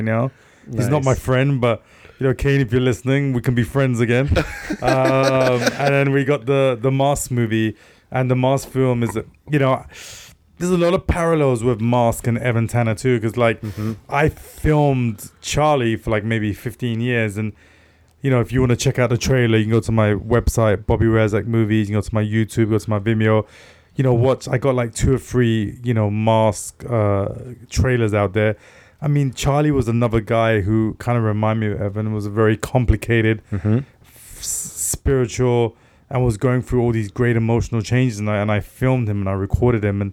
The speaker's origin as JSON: {"language": "English", "region": "London", "country": "United Kingdom", "moved": "as an adult", "lives_now": "Los Angeles, United States", "said": "I came from Tottenham"}